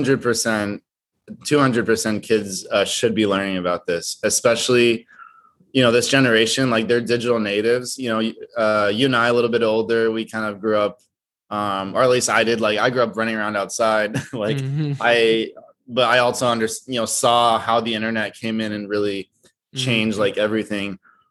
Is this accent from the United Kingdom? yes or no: no; Brazil; I'm originally from Brazil. So Straight Out of like Brazil or whatever it is.